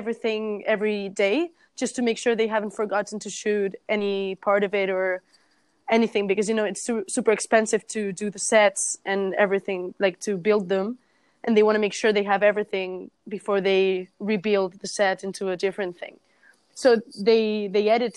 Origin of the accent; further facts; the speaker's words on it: Barcelona, Catalonia, Spain; I was from Barcelona